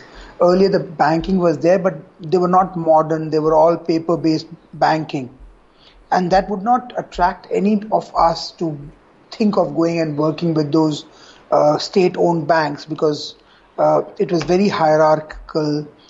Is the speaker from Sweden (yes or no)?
no; Kolkata, West Bengal, India; moved away as an adult; also born or lived in Singapore / Hong Kong; I grew up in Calcutta